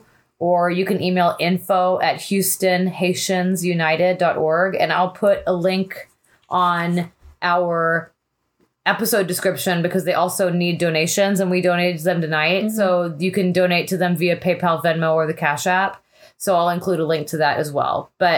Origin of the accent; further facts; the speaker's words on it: Texas, United States; I'm from Texas